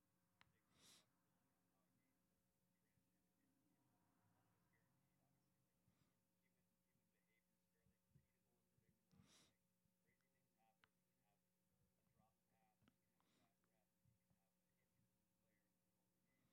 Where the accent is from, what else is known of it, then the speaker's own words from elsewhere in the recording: California, United States; moved away as an adult; now in Boise, United States; I'm from California. I live in Boise now